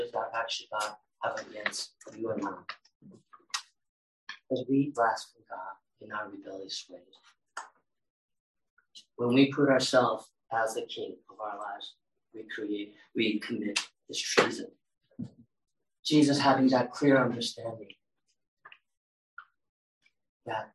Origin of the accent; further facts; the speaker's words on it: California, United States; English is a second language; I grew up in California